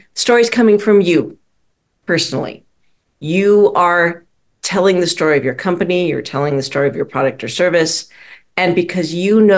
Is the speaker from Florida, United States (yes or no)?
no; Minneapolis, Minnesota, United States; also born or lived in St. Louis, Missouri; I was raised primarily in Minneapolis, Minnesota. We moved there when I was about six.